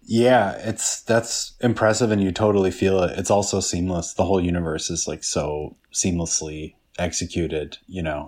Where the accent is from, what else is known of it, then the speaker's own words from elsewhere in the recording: Midwest, United States; I grew up in the Midwest